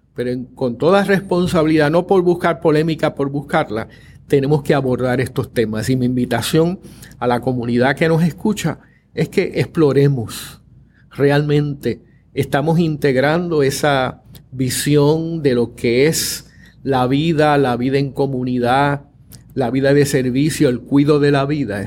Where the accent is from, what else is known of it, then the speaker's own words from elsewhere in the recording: Puerto Rico; somos puertorriqueños, caribeños, latinoamericanos, occidentales